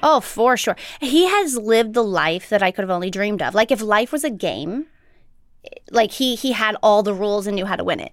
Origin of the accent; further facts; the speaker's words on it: St. Louis, Missouri, United States; I grew up in Saint Louis